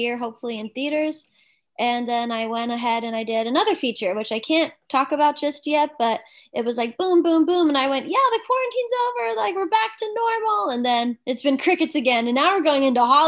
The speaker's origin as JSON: {"language": "English", "region": "New Jersey", "country": "United States", "tie": "born or raised there", "also_born_or_lived": "California", "moved": "as an adult", "lives_now": "Los Angeles, United States", "said": "I'm a Jersey girl"}